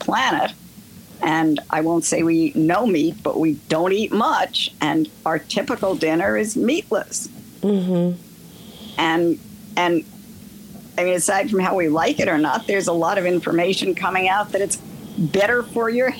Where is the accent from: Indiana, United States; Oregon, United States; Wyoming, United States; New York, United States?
New York, United States; New York City; now in Altamont, United States; I grew up in Queens